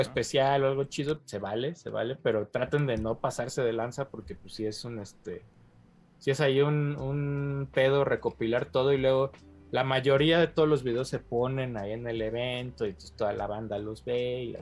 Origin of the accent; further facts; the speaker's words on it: Mexico; yo como mexicano